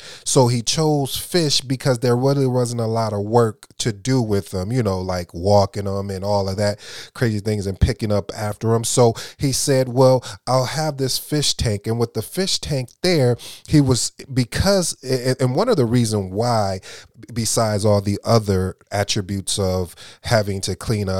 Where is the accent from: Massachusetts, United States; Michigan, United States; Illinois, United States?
Michigan, United States; Flint; also born or lived in Kalamazoo; I grew up in Michigan, Flint and Kalamazoo to be exact.